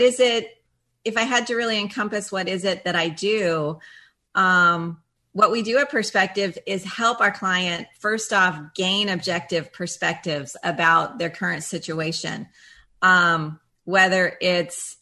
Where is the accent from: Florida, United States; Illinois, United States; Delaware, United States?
Florida, United States; I am actually a fifth generation Floridian